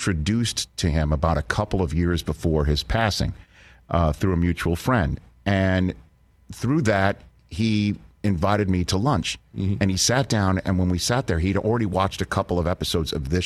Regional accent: New York City, New York, United States; I'm from Staten Island

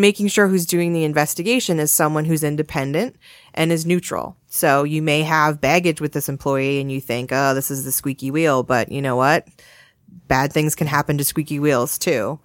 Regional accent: Massachusetts, United States; now in Connecticut, United States; I grew up in Massachusetts

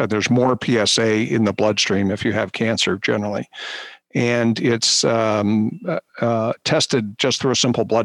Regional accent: Philadelphia, Pennsylvania, United States; moved away as an adult; also born or lived in Baltimore / Pittsburgh / New York; now in Cleveland, United States; I grew up in suburban Philadelphia

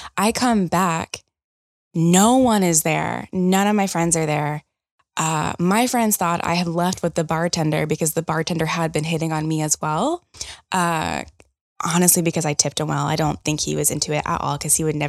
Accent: the South, United States; You know, I am from the South.

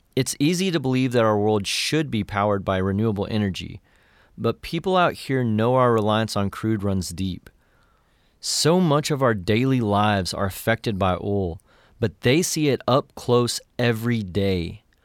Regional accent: West Texas, United States; born or raised there; moved away

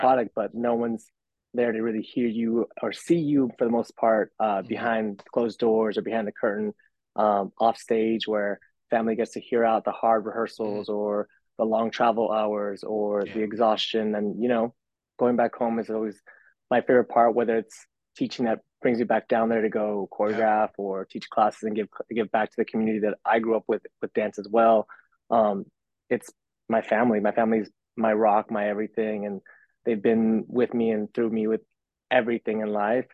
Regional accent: McAllen, Texas, United States; now in Los Angeles, United States; born and raised in Texas, from McAllen, Texas, down south, like real south

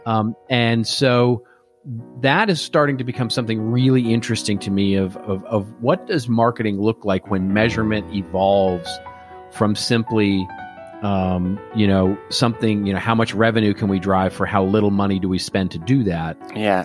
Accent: Texas, United States; I grew up in Texas

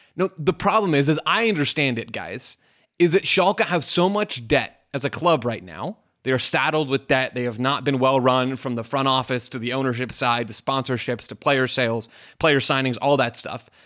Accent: United States; as an American sports consumer

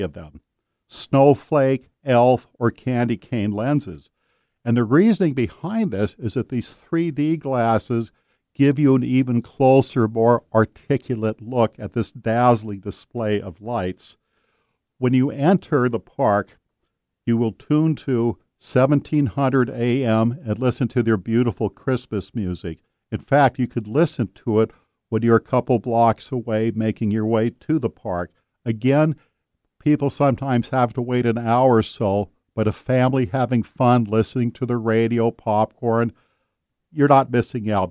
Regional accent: Marysville, Washington, United States; That's my hometown, Marysville

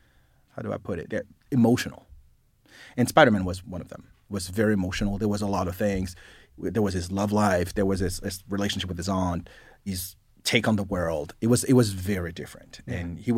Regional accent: Paris, Île-de-France, France; English is a second language; moved away; I grew up in Paris, France.

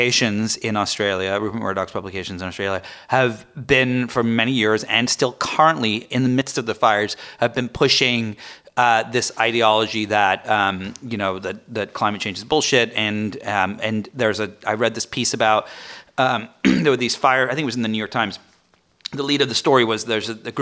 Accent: England, United Kingdom; moved away; I'm from England.

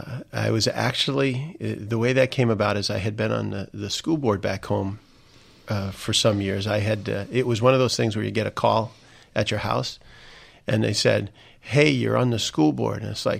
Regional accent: Indiana, United States; When we look at my home state of Indiana, you look at folks who know David more than almost anything

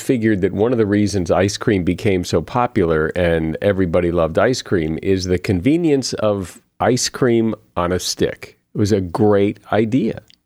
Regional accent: New England, United States; I grew up in New England in, in a pretty much a meat and potatoes household

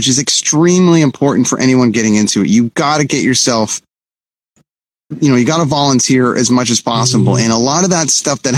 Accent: Toronto, Ontario, Canada; moved away as an adult; also born or lived in Vancouver; I'm from Toronto, but I had moved to Vancouver

